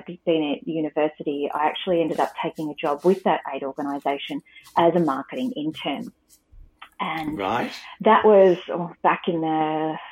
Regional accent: Australia; as an Australian girl

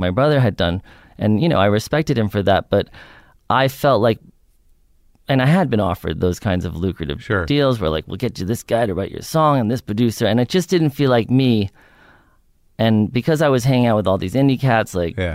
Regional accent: New York, United States; I grew up in New York on the Upper West Side

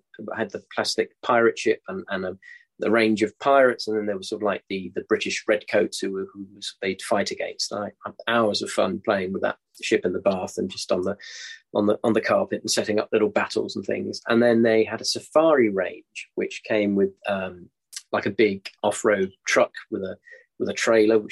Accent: Denmark; moved away; Growing up in Denmark

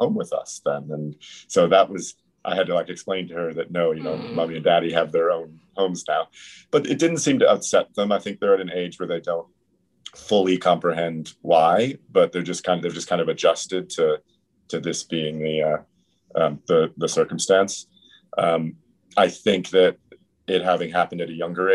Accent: California, United States; moved away as an adult; also born or lived in New York; now in London, United Kingdom; I'm from California originally, but I've lived in London for about 10 years.

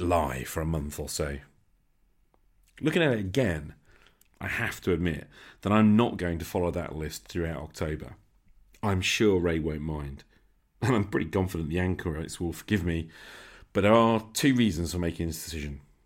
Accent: Nottingham, East Midlands, United Kingdom; Faculty of Medicine and Health Sciences, right in my hometown

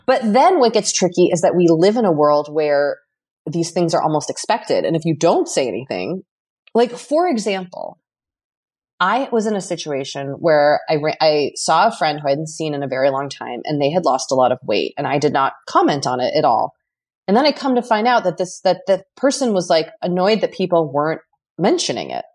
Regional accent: Boston, Massachusetts, United States; moved away; I felt such hometown pride. And I was, like, wanted to be, like, "It's me, I'm from Boston."

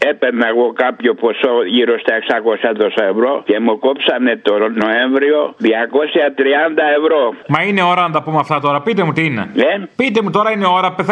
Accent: Corfu, Ionian Islands, Greece; Είμαι από την Κέρκυρα.

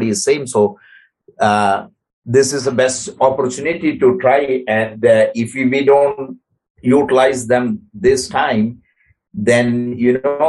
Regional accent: Kerala, India; moved away as an adult; now in Ottawa, Canada; I come from Kerala, where is the neighboring state of Tamil Nadu

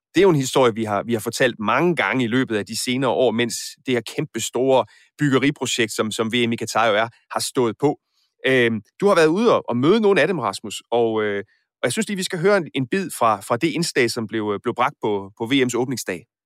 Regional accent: Aarhus, Central Denmark Region, Denmark; Nu er jeg selv fra Aarhus

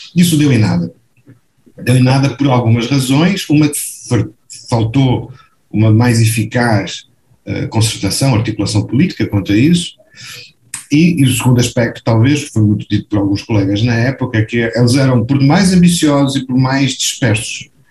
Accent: Portugal; now in Brazil; eu sou português também, moro no Brasil, ou morei no Brasil durante 45 anos

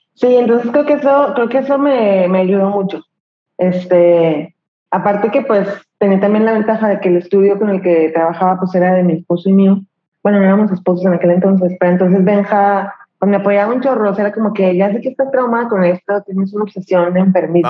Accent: Torreón, Coahuila, Mexico; moved away as an adult; also born or lived in Mexico City; vivo en Torreón, me acabo de regresar a Torreón, Coahuila, soy norteña, pero estuve viviendo

